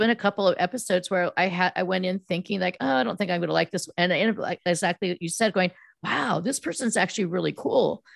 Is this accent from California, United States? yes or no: yes; Silicon Valley, California, United States; I grew up in Silicon Valley, which was then known as the Land of Hearts Delight